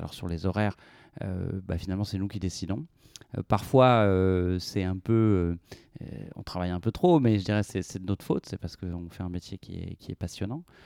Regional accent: Brittany, France; now in Toulouse, France; j'ai grandi en Bretagne

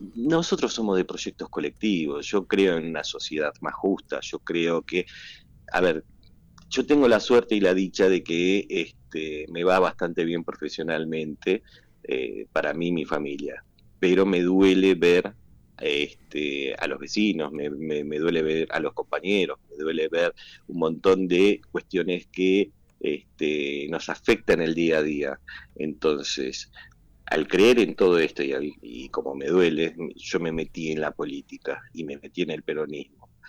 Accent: Argentina; la selección nuestra

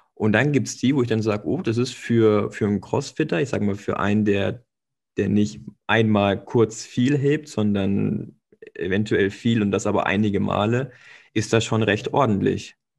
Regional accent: Stuttgart area, Baden-Württemberg, Germany; moved away; ich komme aus der Stuttgarter Ecke. Also ich habe dann quasi bei Ostelsheim gespielt und später bei Althengstedt

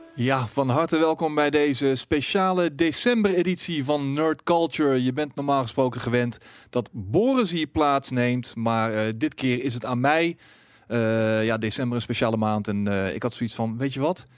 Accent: Breda, North Brabant, Netherlands; afkomstig ook uit Breda

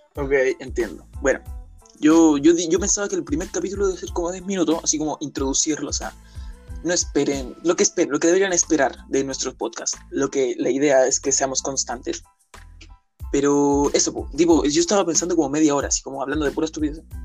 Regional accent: Chile; yo soy de Chile

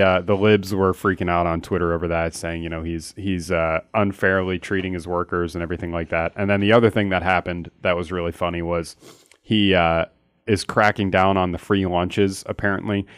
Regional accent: Philadelphia, Pennsylvania, United States; I'm from Philly

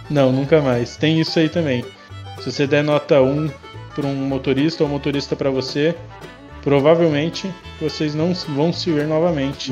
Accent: São José do Rio Preto, São Paulo, Brazil; Sou de São José do Rio Preto, aqui do interior

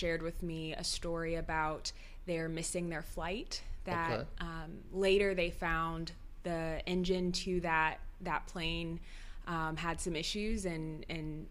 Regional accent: Indianapolis, Indiana, United States; now in Bloomington, United States; I'm from Indianapolis and live in Bloomington

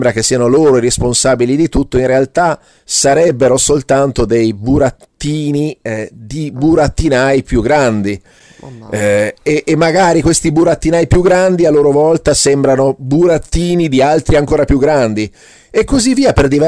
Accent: Switzerland; Io vengo dalla Svizzera e quando ero bambino mangiavo queste cosine di panna ricoperte di cioccolato che si chiamavano i moretti.

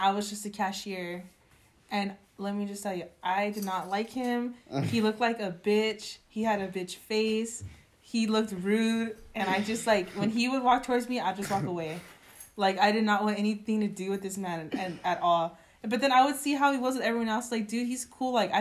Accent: Selma, California, United States; I'm from Selma

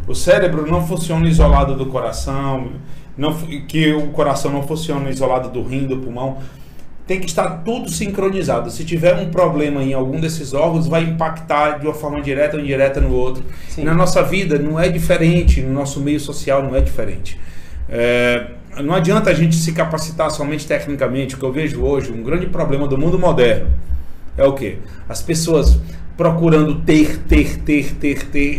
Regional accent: Imperatriz, Maranhão, Brazil; also born or lived in São Paulo; eu sou nascido e criado aqui em Imperatriz

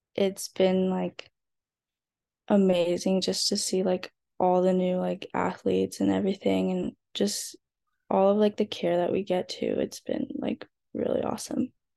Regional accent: SoCal, California, United States; growing up in SoCal

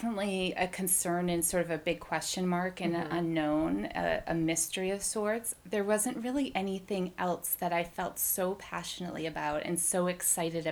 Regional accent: Massachusetts, United States; also born or lived in Waltham, Massachusetts / Shrewsbury, Massachusetts / Watertown, Massachusetts; I grew up here in Massachusetts. I was in Waltham when I was younger, and then my parents divorced, and my mom moved us out to the Shrewsbury area, and my dad was in Watertown

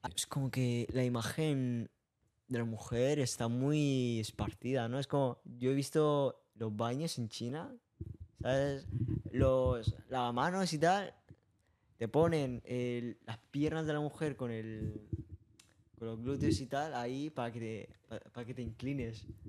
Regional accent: Tarragona, Catalonia, Spain; Yo he nací en Tarragona.

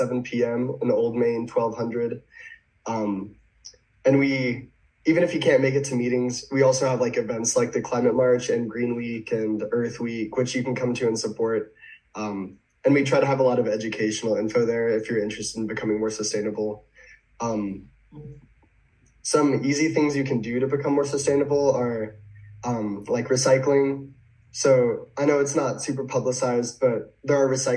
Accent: Starkville, Mississippi, United States; I grew up in Starkville

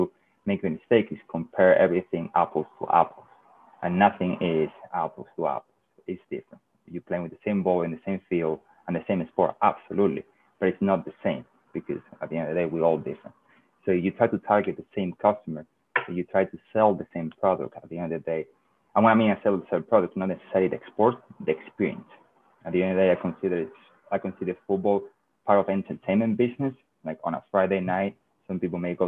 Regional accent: Seville, Andalusia, Spain; English is a second language; moved away as an adult; also born or lived in London; I'm a Real Betis fan because I'm from Sevilla

